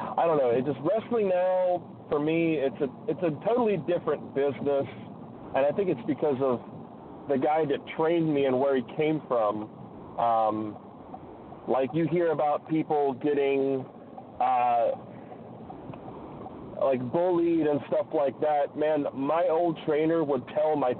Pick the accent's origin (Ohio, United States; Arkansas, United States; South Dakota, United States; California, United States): Ohio, United States; southeastern; now in Alaska, United States; I'm originally from, like, southeastern Ohio.